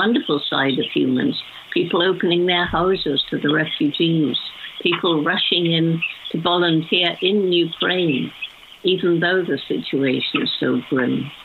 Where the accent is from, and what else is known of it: United Kingdom